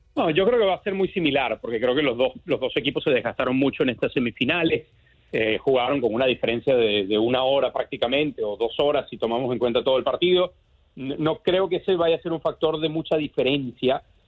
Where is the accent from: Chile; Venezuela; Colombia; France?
Venezuela; como decimos en Venezuela, en mi tierra